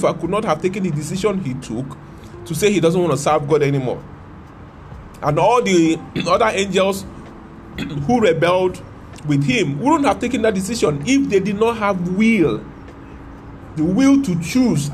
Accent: Nigeria; I'm a Nigerian.

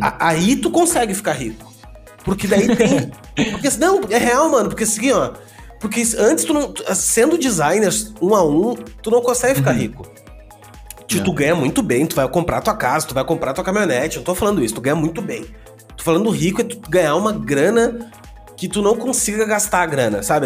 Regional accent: Gaúcho, Rio Grande do Sul, Brazil; eu sou gaúcho

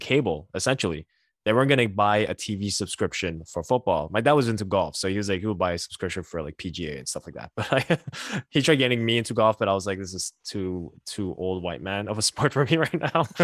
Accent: Montreal, Quebec, Canada; being born and raised in Montreal

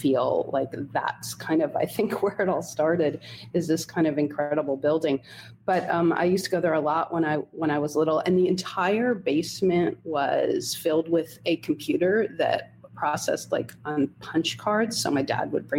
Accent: Holmdel, New Jersey, United States; I grew up in Homedale, New Jersey, which is it's a suburban town about 45 minutes outside of New York City.

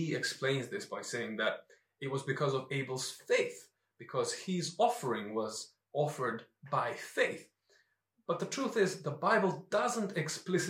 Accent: North Macedonia; now in London, United Kingdom; growing up in Macedonia

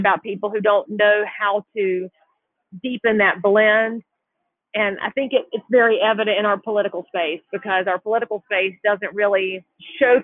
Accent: the South, United States; growing up in the South

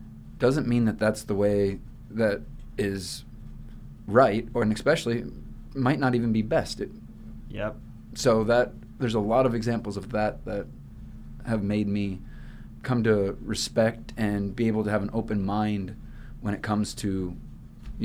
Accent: Iowa, United States; now in Hawaii, United States; I'm from Iowa

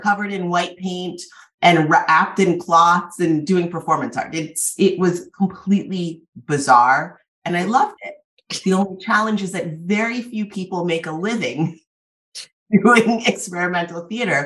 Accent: Massachusetts, United States; also born or lived in Cambridge, Massachusetts / Trinidad and Tobago; when I was growing up in Massachusetts, I did grow up in this

